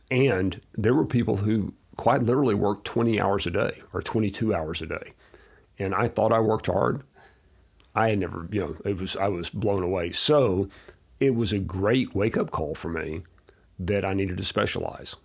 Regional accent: Abilene, Texas, United States; I was, uh, born and raised in Abilene, Texas, so small town

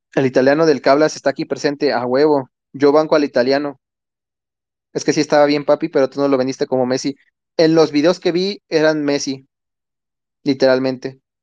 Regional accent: Mexico; somos propios mexicanos

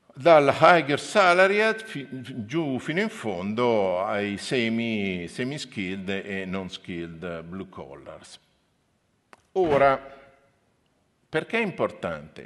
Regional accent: Milan, Lombardy, Italy; moved away as an adult; now in Trento, Italy; io sono di Milano, ci tengo le mie radici eh, milanesi, però ho studiato e lavoro a Trento

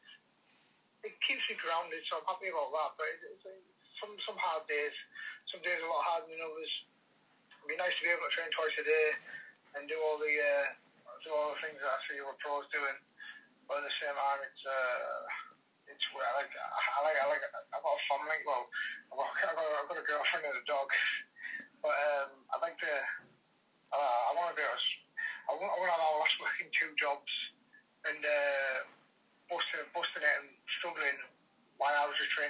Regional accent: Redcar, North East England, United Kingdom; I'm from Redcar myself, which is it's a small town

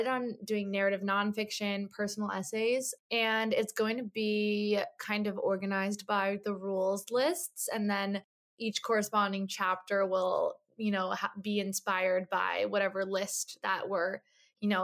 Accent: New Jersey, United States; moved away as an adult; also born or lived in Michigan; now in New York City, United States; I grew up in Jersey.

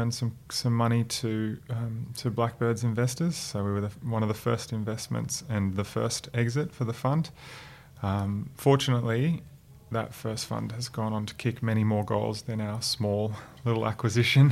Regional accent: outside Noosa, Queensland, Australia; I grew up 45 minutes outside of Noosa in the country.

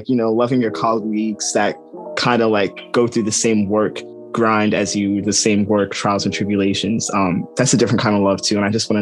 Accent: New York, United States; now in Florida, United States; I'm from New York, where, you know, it's tough love up there. And then moving down to Florida

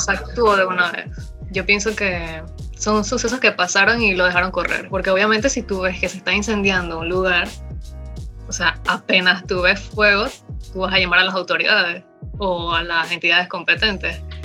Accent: Panama; tengo 23 años, soy panameña

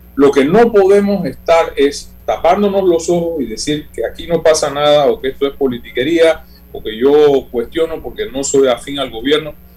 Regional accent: Panama

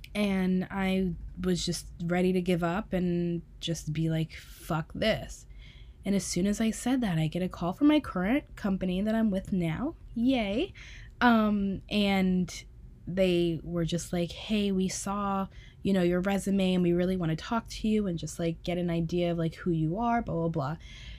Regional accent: East Coast, United States; like you're from the East Coast, I'm from the East Coast, like we are both Leos

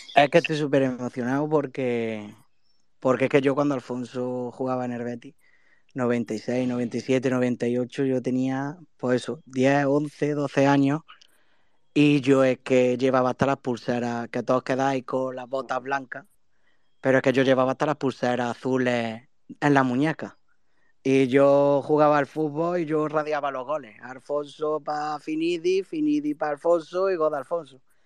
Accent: Andújar, Andalusia, Spain; mi pueblo, Anduja

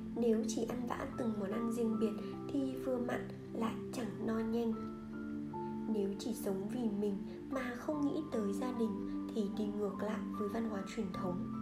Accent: Vietnam; moved away as an adult; now in United States; tôi từ Việt Nam qua

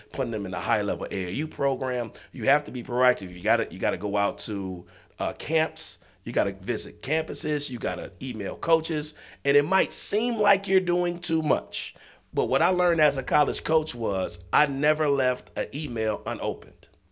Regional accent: Detroit, Michigan, United States; we're all from the state, from the city of Michigan. I mean, it's, you know, city of Detroit. We're all from Seven Mile

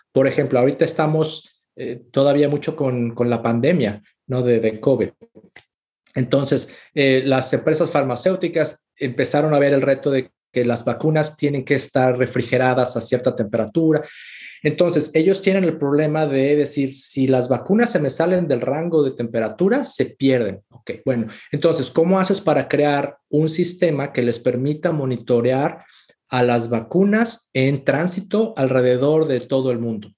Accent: Mexico; moved away as an adult; also born or lived in Mexico City / Monterrey / Austin, Texas; Yo soy mexicano

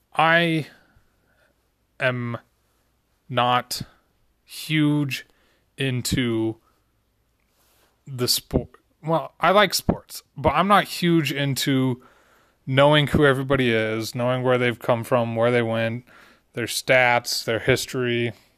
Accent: Utah, United States; also born or lived in Seattle, Washington; I lived in Utah, and, you know, that ninety-eight finals, I was like, four years old

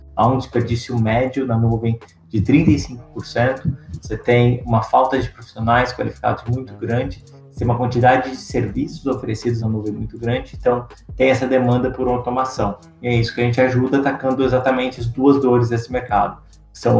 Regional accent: interior of São Paulo, Brazil; eu sou do interior de São Paulo, então é um setor que eu conheço bastante, morei em fazenda e tudo mais

